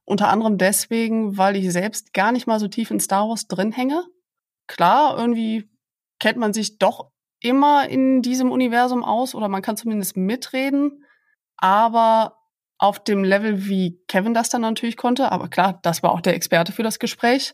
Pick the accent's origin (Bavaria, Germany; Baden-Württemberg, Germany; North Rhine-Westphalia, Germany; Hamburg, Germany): North Rhine-Westphalia, Germany; Aachen; moved away as an adult; also born or lived in Maastricht, Netherlands / Leiden, Netherlands / Giessen, Germany; now in Bonn, Germany; Ich bin Öscher Mädche, also ich komme aus Aachen, bin also durch und durch Rheinländerin